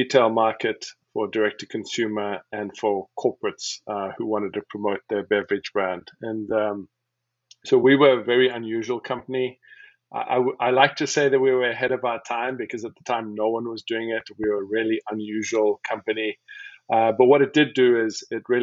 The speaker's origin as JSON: {"language": "English", "town": "Cape Town", "region": "Western Cape", "country": "South Africa", "also_born_or_lived": "Wisconsin, United States", "moved": "as an adult", "lives_now": "Portland, United States", "said": "I'm originally from Cape Town, South Africa"}